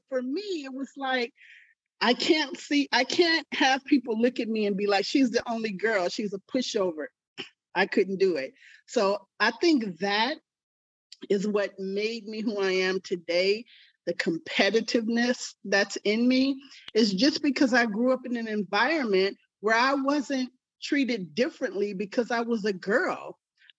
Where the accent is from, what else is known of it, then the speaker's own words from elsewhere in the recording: Richmond, California, United States; I grew up in Richmond, California